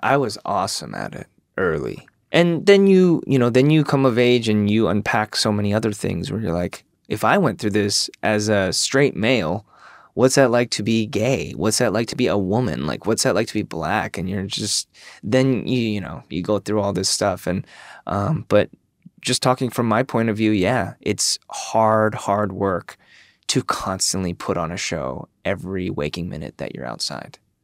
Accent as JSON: {"language": "English", "region": "Michigan", "country": "United States", "also_born_or_lived": "South Korea", "said": "I'm from Michigan"}